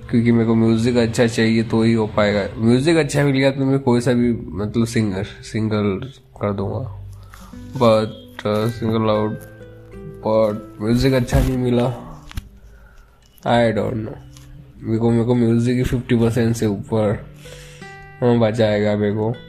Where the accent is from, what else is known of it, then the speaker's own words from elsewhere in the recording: India; but वो US से और मैं इंडिया से हूँ